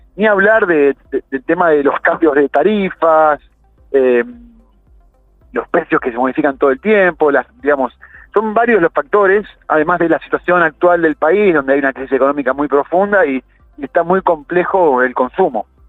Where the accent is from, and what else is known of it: Argentina